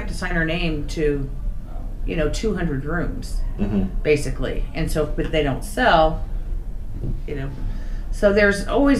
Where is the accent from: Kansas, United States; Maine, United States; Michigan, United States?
Kansas, United States; Olathe; to Kansas, to my hometown of Olathe